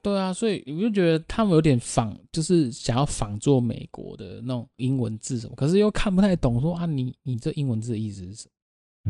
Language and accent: Chinese; Taiwan; 我们台湾话